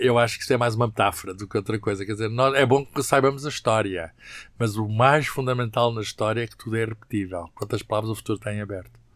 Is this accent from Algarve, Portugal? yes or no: no; Lisbon, Portugal; moved away; also born or lived in Coimbra; eu nasci em Lisboa, nasci uh, na maternidade Alfredo Costa